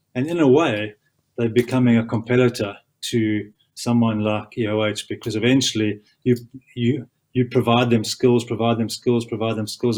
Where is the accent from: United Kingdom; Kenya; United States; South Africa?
South Africa; as a South African